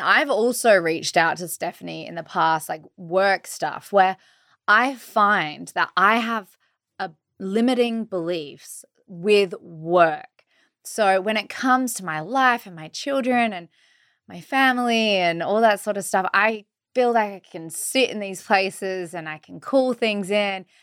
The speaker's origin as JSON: {"language": "English", "country": "Australia", "said": "I'm from Australia."}